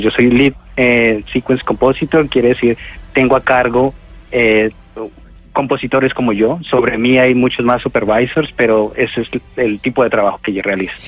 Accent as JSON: {"language": "Spanish", "country": "Colombia", "moved": "yes", "said": "nosotros como colombianos"}